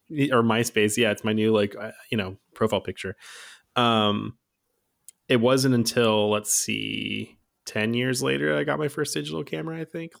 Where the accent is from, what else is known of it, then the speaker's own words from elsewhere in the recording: Fremont, California, United States; also born or lived in Redwood City / Oakland; I grew up in the Bay Area my whole life